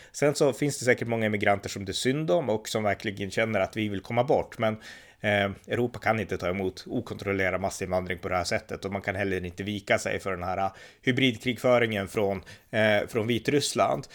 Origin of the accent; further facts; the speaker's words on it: Sweden; jag var från Sverige